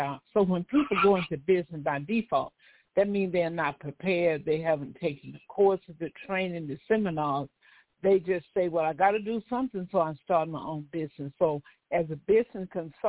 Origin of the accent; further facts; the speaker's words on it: Mississippi, United States; now in Los Angeles, United States; I hail from South America, I tell people, better known as Mississippi. My father was a farmer